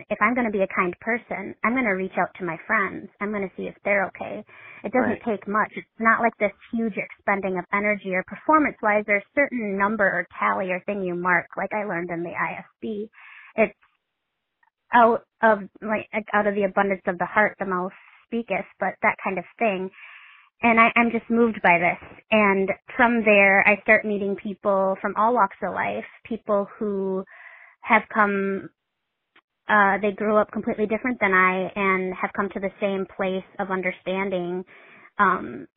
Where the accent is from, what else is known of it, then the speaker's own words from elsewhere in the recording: Midwest, United States; I'm from the Midwest.